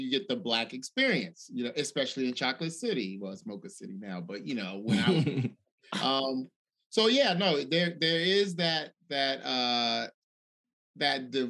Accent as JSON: {"language": "English", "country": "Nigeria", "said": "growing up, you know, I would tell people, oh yeah, I'm Nigerian."}